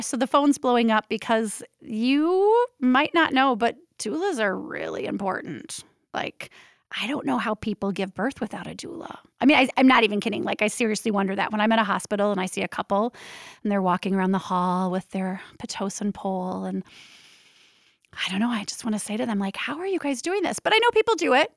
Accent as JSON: {"language": "English", "town": "Minneapolis", "region": "Minnesota", "country": "United States", "tie": "born or raised there", "also_born_or_lived": "Portland, Oregon", "moved": "yes", "lives_now": "Minneapolis, United States", "said": "nineteen seventy-five, I was born in Minneapolis, Minnesota"}